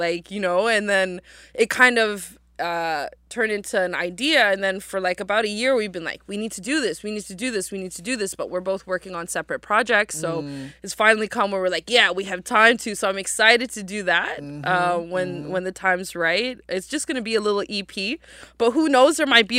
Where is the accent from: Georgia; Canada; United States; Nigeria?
Canada; Halifax, Nova Scotia; I was born and raised here in Jibuktuk in Halifax, and my mom's family came here in the 70s.